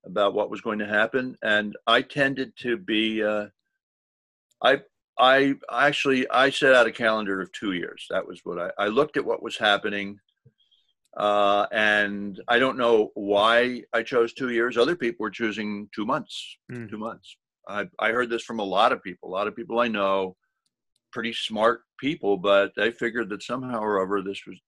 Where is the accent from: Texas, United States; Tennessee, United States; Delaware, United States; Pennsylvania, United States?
Pennsylvania, United States; Philadelphia; accent: Philadelphia; also born or lived in New York State / Maine / Arizona / Boston; now in New England, United States; Lived most of my childhood in the Philadelphia area